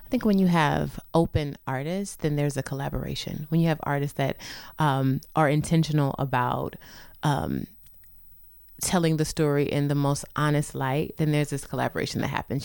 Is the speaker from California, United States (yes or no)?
no; St. Louis, Missouri, United States; moved away; I'm from Saint Louis, born and raised